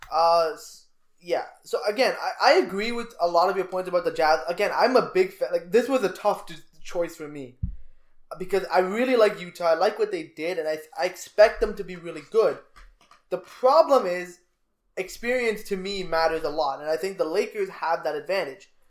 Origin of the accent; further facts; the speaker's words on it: Canada; We're Canadian.